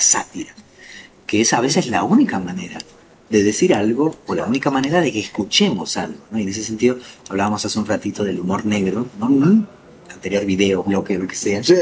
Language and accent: Spanish; Argentina; moved away; mi país natal